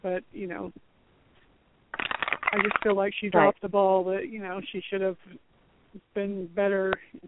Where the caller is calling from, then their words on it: Florida, United States; From Florida.